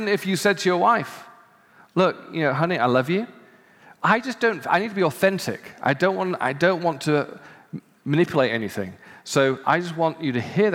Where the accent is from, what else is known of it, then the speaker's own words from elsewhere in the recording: United Kingdom; as a Brit